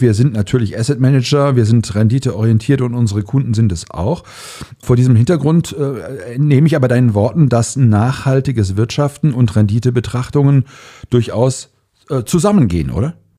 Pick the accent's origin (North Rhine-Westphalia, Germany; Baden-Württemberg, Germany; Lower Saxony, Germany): North Rhine-Westphalia, Germany; Cologne; ich komme aus Köln